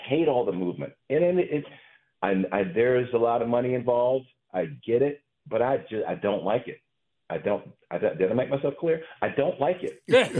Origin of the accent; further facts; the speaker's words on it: Chapel Hill, North Carolina, United States; also born or lived in Virginia; I grew up in Chapel Hill. I grew up in ACC country, right?